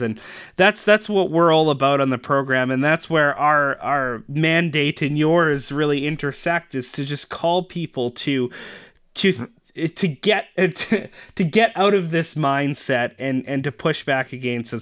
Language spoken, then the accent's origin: English; Canada; as actual Canadian citizens